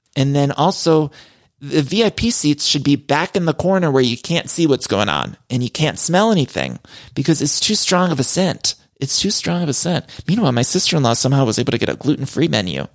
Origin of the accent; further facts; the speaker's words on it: Cleveland, Ohio, United States; Cleveland, which is kicking off the tour in my hometown.